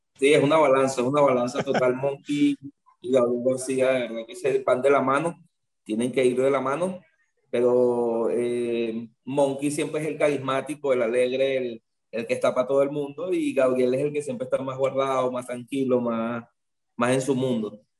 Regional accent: Venezuela; mi tierra, porque Venezuela para mí, o sea, nunca la voy a dejar, siempre voy a trabajar aquí en Venezuela.

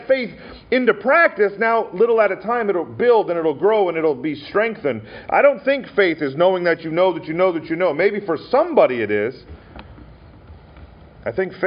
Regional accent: Montana, United States; I had a friend growing up in Montana

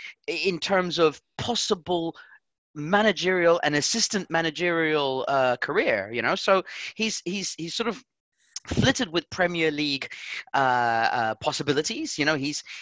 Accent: Portugal; and that's the reason why I'm from Portugal.

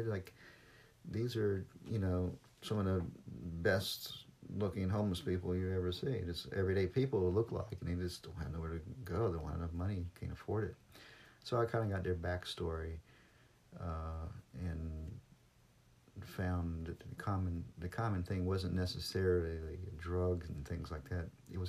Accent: Hampton Roads, Suffolk, Virginia Beach, United States; moved away as an adult; now in Japan; what about moving back to my hometown, Hampton Roads, Suffolk, Virginia Beach? So I went back there

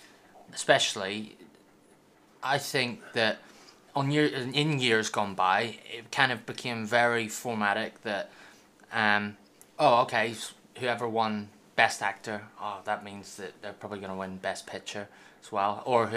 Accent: Ireland; I'm the Irish one

